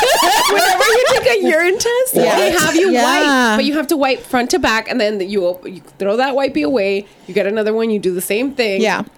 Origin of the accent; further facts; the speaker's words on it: Chula Vista, California, United States; I'm from Chula Vista.